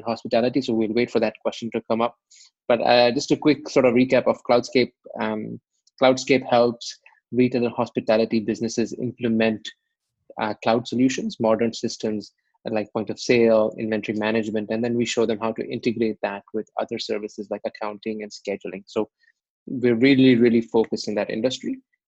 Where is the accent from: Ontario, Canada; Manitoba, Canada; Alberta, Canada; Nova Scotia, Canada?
Ontario, Canada; Toronto; moved away as an adult; now in Dubai, United Arab Emirates; I'm originally from Toronto.